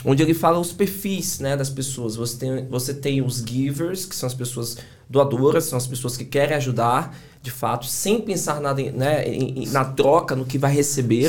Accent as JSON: {"language": "Portuguese", "town": "Salvador", "region": "Bahia", "country": "Brazil", "also_born_or_lived": "São Paulo", "accent": "Bahian", "moved": "yes", "said": "Sou baiano de Salvador, né? Dá pra perceber pelo sotaque"}